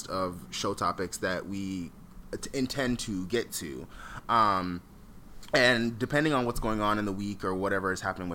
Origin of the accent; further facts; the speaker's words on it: Fort Lauderdale, Florida, United States; moved away; also born or lived in Atlanta; I grew up in Fort Lauderdale